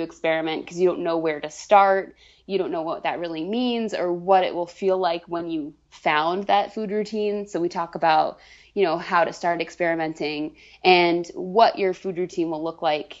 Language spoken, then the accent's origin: English; Vermont, United States; moved away as an adult; now in Boston, United States; I moved from Vermont, where I grew up, in the middle of nowhere, down a dirt road.